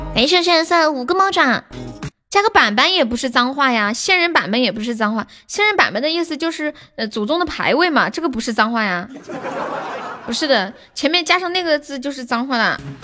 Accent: Harbin, Heilongjiang, China; 我说东北哈尔滨的

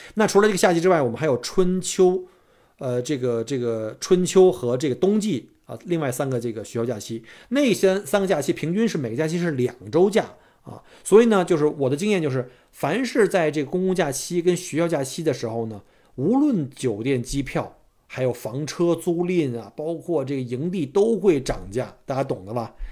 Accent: Beijing, China; now in Australia; 我们北京人这个早晨这种逗子将油小的文化

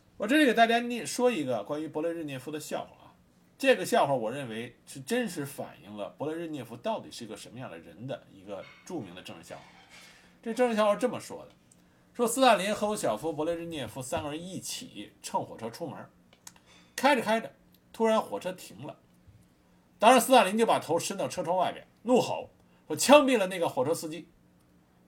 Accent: China; 我们中国和苏联的关系非常差

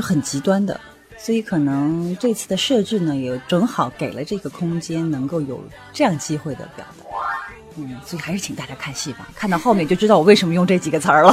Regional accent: the South, southern China, China; now in Beijing, China; 因为我是南方人

